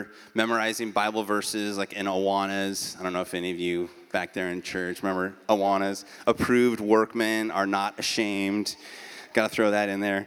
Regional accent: Beaverton, Oregon, United States; now in Eugene, United States; I'm an Oregonian by birth. I grew up in Beaverton, which is a suburb of Portland

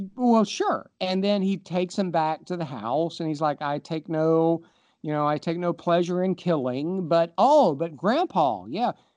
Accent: Appalachia, United States; growing up in Appalachia, um, in the eighties and nineties when we didn't lock our doors.

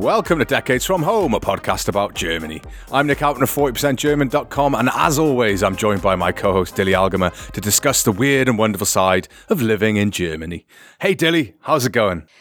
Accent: United Kingdom; me being British

